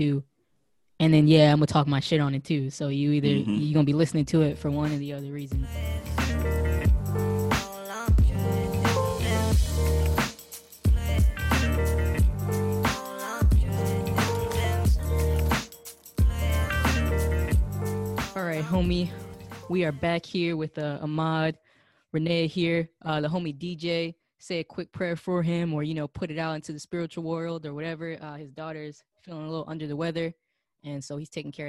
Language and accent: English; East Coast, United States; I'm not from that side. I'm from the East Coast